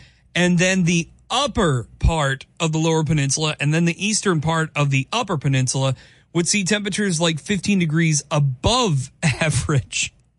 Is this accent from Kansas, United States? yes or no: yes; Kansas, United States; now in Kalamazoo, United States; my home state, Kansas.